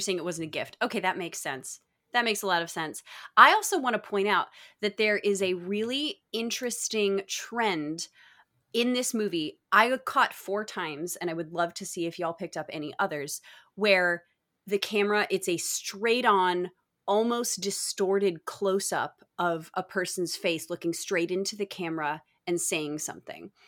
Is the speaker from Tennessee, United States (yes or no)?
no; Texas, United States; also born or lived in Michigan; I was born in Michigan, but I lived in Texas for the majority of my growing up years